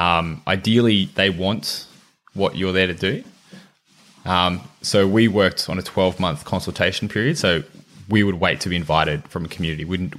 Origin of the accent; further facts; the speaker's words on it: Dubbo, New South Wales, Australia; I grew up in country in New South Wales, in Dubbo.